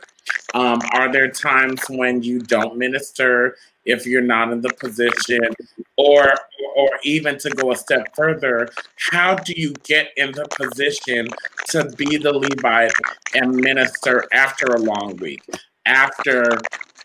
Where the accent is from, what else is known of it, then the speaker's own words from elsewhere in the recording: Rancho Cucamonga, California, United States; I grew up in Rancho Cucamonga, California